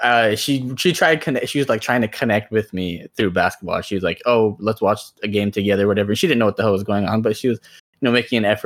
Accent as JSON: {"language": "English", "country": "India", "tie": "born or raised there", "moved": "yes", "said": "I grew up in India. I'm like, you know, Indian"}